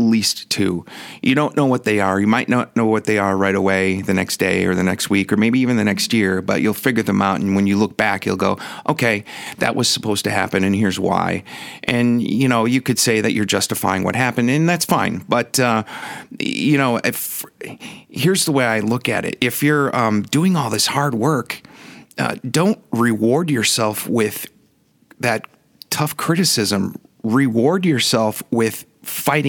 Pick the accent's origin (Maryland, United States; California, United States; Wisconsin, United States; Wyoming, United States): Wisconsin, United States; Milwaukee; moved away as an adult; also born or lived in San Diego; When I left Milwaukee, which is my hometown, I went to San Diego